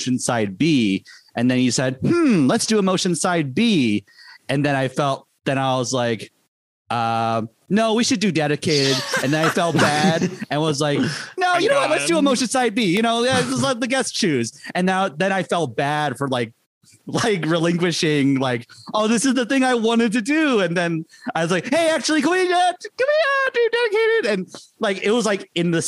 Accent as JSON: {"language": "English", "region": "Midwest", "country": "United States", "said": "I'm from the Midwest"}